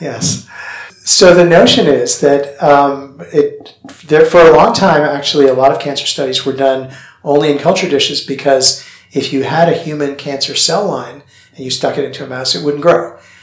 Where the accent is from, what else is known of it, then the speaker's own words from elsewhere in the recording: Canada; moved away; I grew up in Canada, and so the weather here is familiar